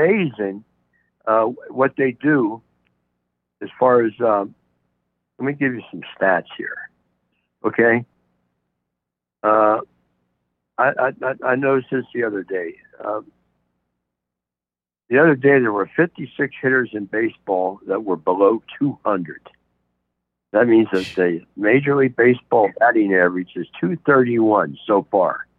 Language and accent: English; Cincinnati, Ohio, United States; I'm from Cincinnati.